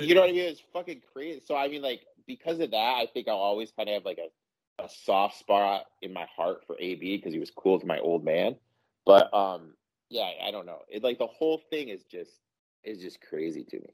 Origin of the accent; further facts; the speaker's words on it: Mount Pleasant, Michigan, United States; I grew up in Mount Pleasant